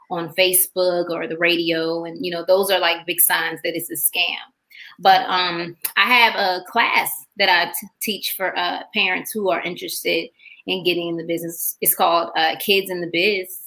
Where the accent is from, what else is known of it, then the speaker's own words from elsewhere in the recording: Macon, Georgia, United States; also born or lived in Washington metropolitan area; from Georgia. I'm from Macon, Georgia.